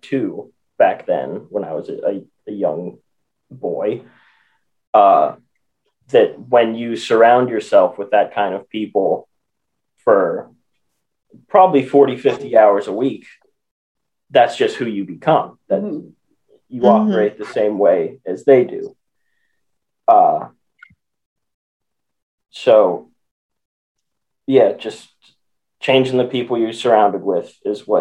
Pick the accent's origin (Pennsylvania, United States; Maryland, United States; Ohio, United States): Pennsylvania, United States; Western; I grew up in Western Pennsylvania